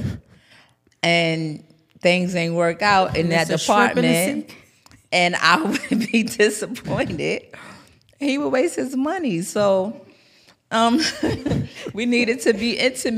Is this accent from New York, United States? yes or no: yes; New York City, New York, United States; also born or lived in Bronx, New York; I'm from New York. I'm from Harlem